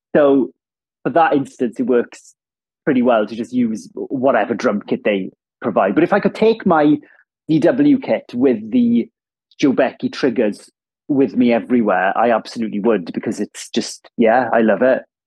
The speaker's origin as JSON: {"language": "English", "town": "Ammanford", "region": "Wales", "country": "United Kingdom", "tie": "born or raised there", "also_born_or_lived": "London / Cardiff", "accent": "Welsh", "first_language": "Welsh", "second_language": "English", "moved": "as an adult", "said": "I grew up in Ammanford, which is a town in southwest Wales"}